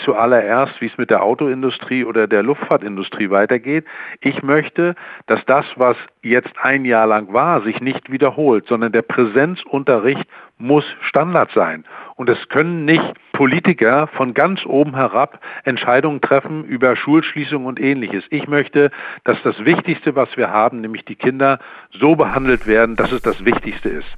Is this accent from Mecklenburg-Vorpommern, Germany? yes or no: yes; Mecklenburg-Vorpommern, Germany; in meinem Heimatland Mecklenburg-Vorpommern